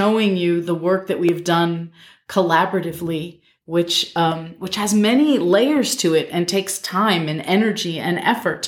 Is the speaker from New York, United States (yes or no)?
yes; Albany, New York, United States; I grew up in Albany, New York